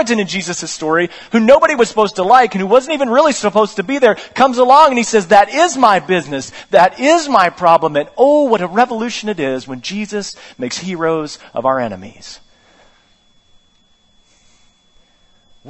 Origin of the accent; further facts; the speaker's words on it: West Virginia, United States; I'm from West Virginia